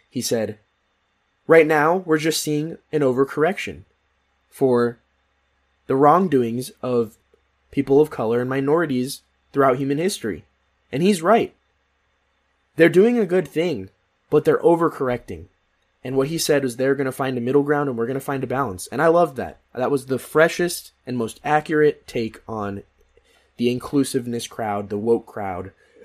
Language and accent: English; Philippines; I am Filipino. I am the most underrepresented part of the Asian community.